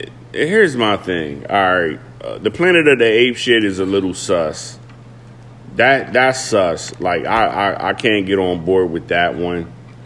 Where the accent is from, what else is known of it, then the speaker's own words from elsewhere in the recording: Brooklyn, New York, United States; also born or lived in Harrisburg, Pennsylvania; Like, I'm from Brooklyn, but I'm a Harrisburgian.